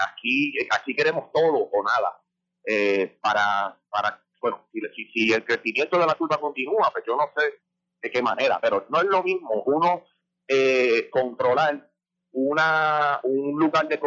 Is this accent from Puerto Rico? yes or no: yes; Yauco, Puerto Rico; Yo soy residente de Yauco